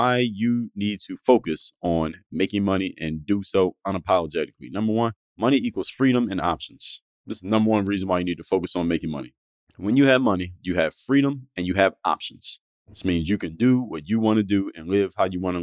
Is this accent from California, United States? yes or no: no; Philadelphia, Pennsylvania, United States; moved away as an adult; now in Miami, United States; I'm from Philadelphia, Pennsylvania. That's where I was born and raised. Moved to Miami when I was in my 20s